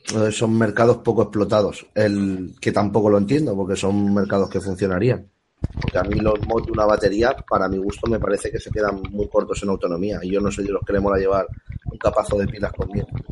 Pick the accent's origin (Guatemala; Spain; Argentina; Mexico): Spain; Alicante, Valencian Community; casualmente es la calle donde yo nací... o sea, la casa de mis padres.